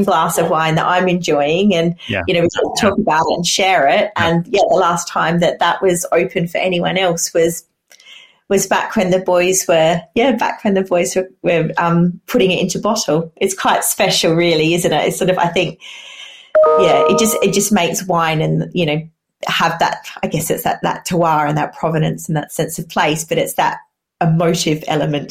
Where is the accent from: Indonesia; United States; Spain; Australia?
Australia; South Australia; now in England, United Kingdom; growing up in Australia